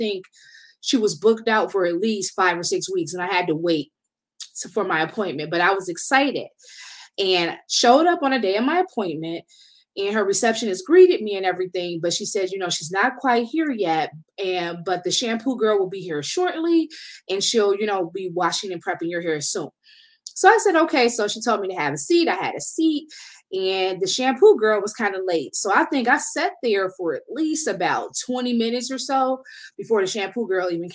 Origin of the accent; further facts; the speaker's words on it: Detroit, Michigan, United States; I'm from Detroit